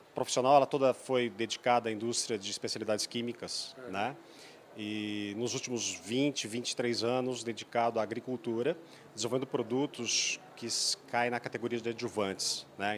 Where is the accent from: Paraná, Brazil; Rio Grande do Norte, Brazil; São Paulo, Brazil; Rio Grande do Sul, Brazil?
Rio Grande do Sul, Brazil; Erechim; Eu sou lá do norte do sul, de Erechim, na verdade, próximo de Passo Fundo.